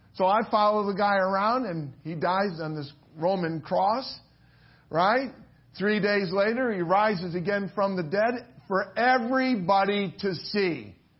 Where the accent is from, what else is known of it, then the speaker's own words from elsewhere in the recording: Willoughby, Ohio, United States; moved away; I grew up in Willoughby, Ohio, and uh, that's pretty far from here.